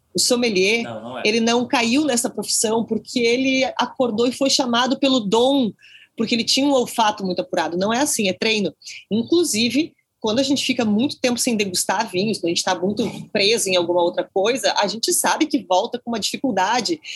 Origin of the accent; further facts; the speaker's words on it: Porto Alegre, Rio Grande do Sul, Brazil; eu sou de Porto Alegre